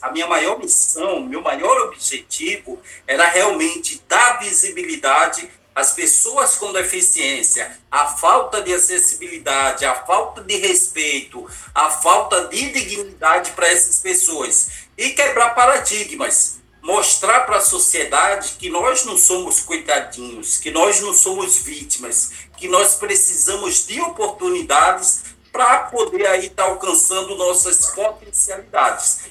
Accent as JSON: {"language": "Portuguese", "town": "Natal", "region": "Rio Grande do Norte", "country": "Brazil", "tie": "born or raised there", "moved": "yes", "lives_now": "Rio de Janeiro, Brazil", "said": "não esqueço do bairro de Mãe Luísa, onde eu nasci, onde é muito mais conhecido pela criminalidade e violência, mas eu saí dali com muito orgulho, sou de Natal, sou do Nordeste do Brasil"}